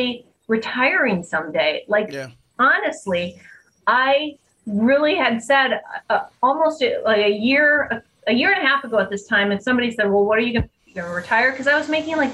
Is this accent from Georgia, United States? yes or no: no; Wisconsin, United States; I'm from Wisconsin